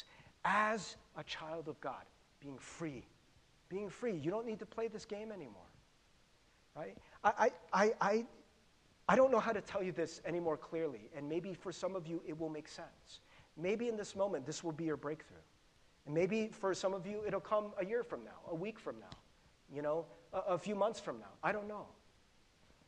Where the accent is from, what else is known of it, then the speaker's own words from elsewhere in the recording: United States; growing up in America